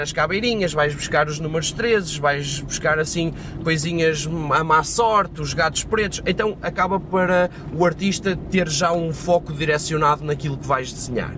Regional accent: Madeira, Portugal; moved away; minha terra, em Seja na Madeira

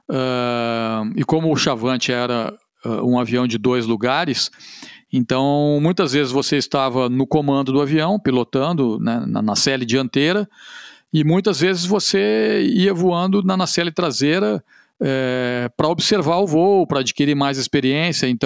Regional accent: São Paulo, Brazil; Eu sou paulista, aí aqui no Rio Grande do Sul, é, ficar mais próximo da família.

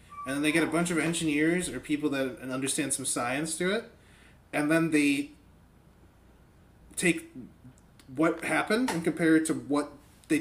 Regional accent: northern Michigan, United States; now in Texas, United States; I was born in northern Michigan on the 4th of July, and now I live in Texas

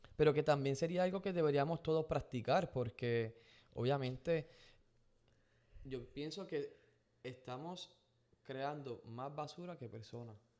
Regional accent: Gurabo, Puerto Rico; mi pueblo en Gurabo, en Puerto Rico

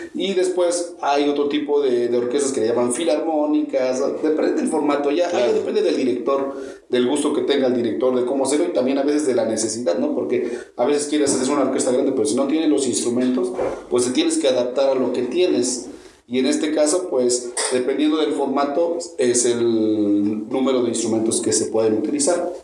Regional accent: Mexico; acá en, en México, nosotros empezamos tocando sobre las bandas de guerra

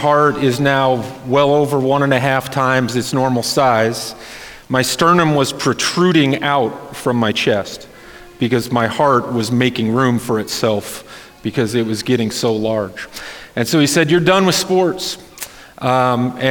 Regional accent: Wayne, Nebraska, United States; now in Lincoln, United States; originally I'm from Wayne, Nebraska

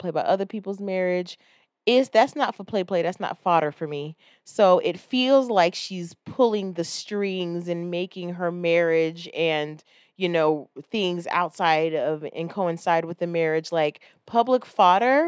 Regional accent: Florida, United States; I'm from Florida

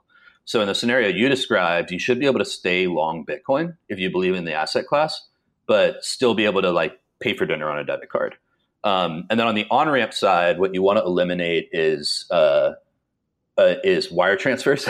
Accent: Dallas, Texas, United States; I grew up in Dallas, and the DART line, which is our rapid transit system

